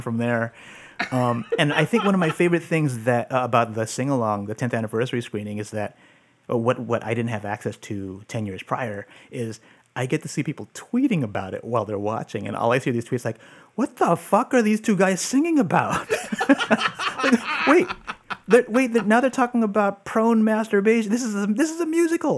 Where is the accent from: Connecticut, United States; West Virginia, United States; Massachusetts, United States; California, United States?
California, United States; San Francisco; I grew up here in San Francisco. Um, I'm actually living in the Mission where I grew up.